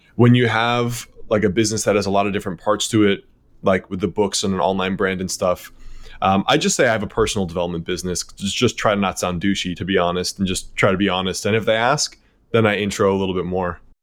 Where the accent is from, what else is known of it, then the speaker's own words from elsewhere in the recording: Connecticut, United States; also born or lived in New York City; I was born in New York City, then raised in Connecticut